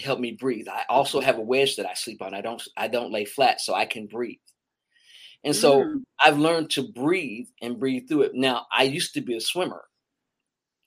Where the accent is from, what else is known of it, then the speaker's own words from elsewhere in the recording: Meridian, Mississippi, United States; now in Atlanta, United States; I grew up in Meridian, Mississippi.